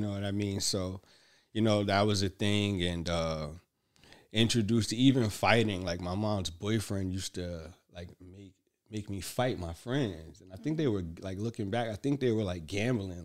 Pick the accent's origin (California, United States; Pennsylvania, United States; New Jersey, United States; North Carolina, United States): New Jersey, United States; Newark; also born or lived in Bloomfield, New Jersey; we grew up in Hood, Newark, New Jersey